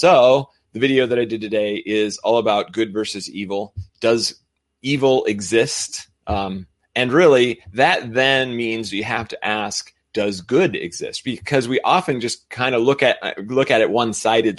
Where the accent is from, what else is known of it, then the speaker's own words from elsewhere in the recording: United States; I'm American